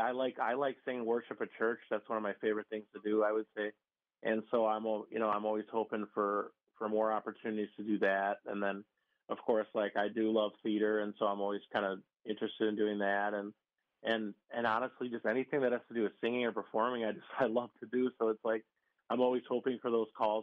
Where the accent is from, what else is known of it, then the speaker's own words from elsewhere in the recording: Pewaukee, Wisconsin, United States; also born or lived in Chicago, Illinois; I basically grew up in like the Pewaukee and Harland area